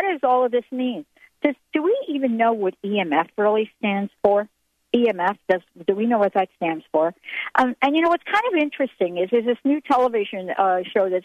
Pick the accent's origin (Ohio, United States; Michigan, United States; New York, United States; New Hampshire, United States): New York, United States; New York City; I'm from the Bronx